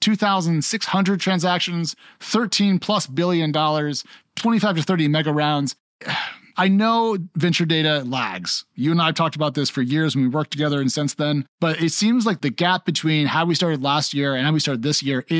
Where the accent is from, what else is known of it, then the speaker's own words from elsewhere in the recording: United States; my home country